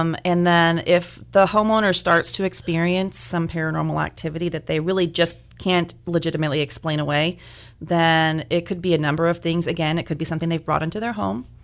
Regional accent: Bakersfield, California, United States; moved away as an adult; I am sort of from Bakersfield, born and raised here, uh, moved away for several years, but came back

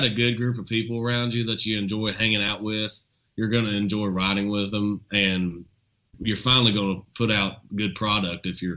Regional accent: Nicholasville, Kentucky, United States; also born or lived in Lexington, Kentucky; where I was raised

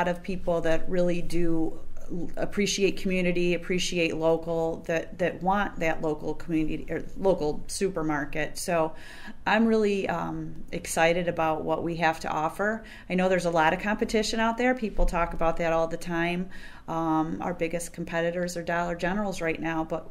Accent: Ovid, New York, United States; I have really grown up in the grocery business and in that building

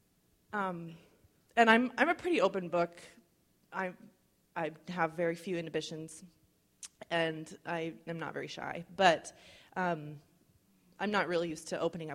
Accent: United States; I'm white, I'm well-educated, I'm middle class, I'm an American.

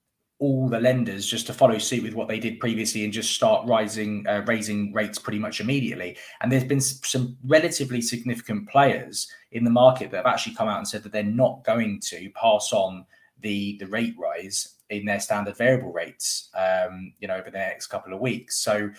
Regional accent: London, United Kingdom; now in West Midlands, United Kingdom; a very, very unpopular viewpoint that I have as a Londoner that has actually moved up to the West Midlands.

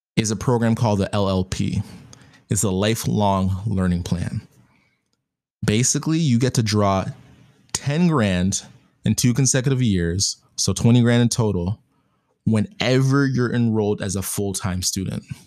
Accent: Canada; I'm Canadian

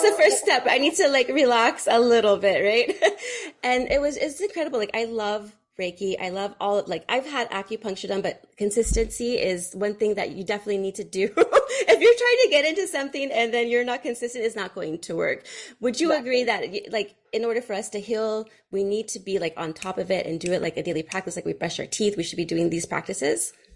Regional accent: Fremont, California, United States; I grew up in Fremont, California

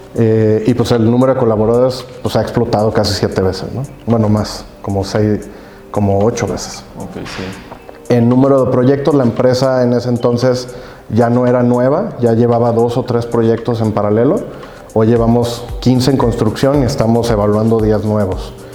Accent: Guadalajara, Jalisco, Mexico; yo, soy tapatío, tuve el gusto y privilegio, digo yo, de, crecer en Guadalajara

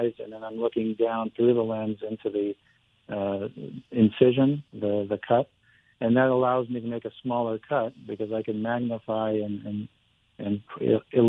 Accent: Glendale, California, United States; also born or lived in Vermont / San Diego / Newport Beach; I was born in Glendale, grew up in Glendale, and high school and all that in Glendale

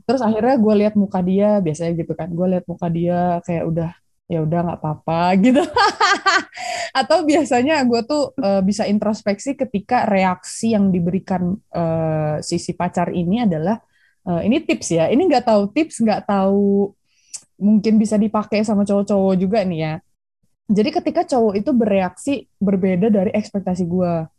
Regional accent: Bandung, West Java, Indonesia; sekarang sih di Bandung, staynya di Bandung, lahir di Bandung.

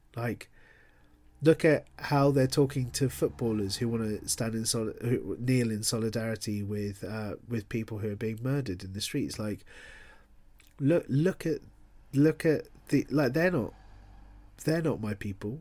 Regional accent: London, United Kingdom; moved away as an adult; now in Bristol, United Kingdom; I'm a classic Londoner in that I grew up in London

